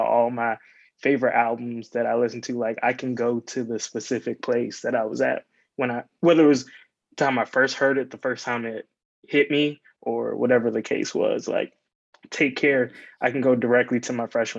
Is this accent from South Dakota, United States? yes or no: no; Prince George's County, Maryland, United States; from Prince George's County, Maryland.